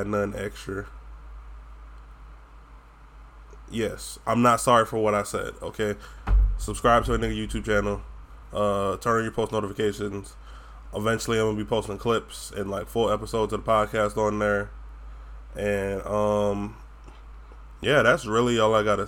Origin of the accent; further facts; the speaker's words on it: Florida, United States; accent: Florida accent; I have a twang because I'm from Florida.